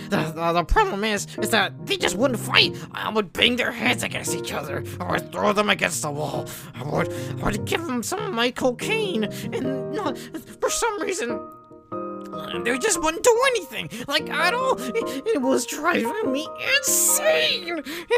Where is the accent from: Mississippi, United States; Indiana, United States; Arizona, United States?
Mississippi, United States; I didn't want to leave Mississippi because that was my home state. Why the hell would I want to leave my home state? It's where I grew up.